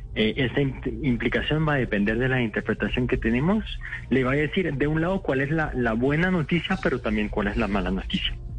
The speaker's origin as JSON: {"language": "Spanish", "country": "France", "tie": "born or raised there", "also_born_or_lived": "Morocco (parents)", "moved": "as an adult", "lives_now": "Bogotá, Colombia", "said": "nací en Francia, mis papás son de Marruecos pero ya llevo 6, 7 años en Colombia"}